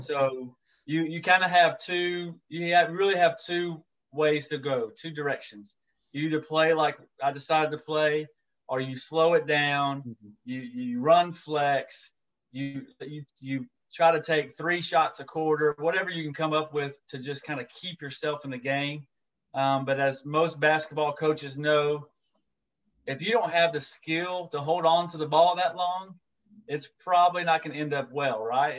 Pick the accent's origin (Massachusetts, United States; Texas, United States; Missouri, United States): Texas, United States; Orange; now in Tyler, United States; moved back to my hometown of Orange, Texas